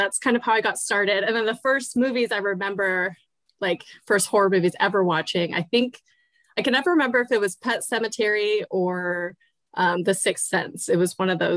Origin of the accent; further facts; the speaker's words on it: Northern California, United States; I'm from Northern California. Born and raised here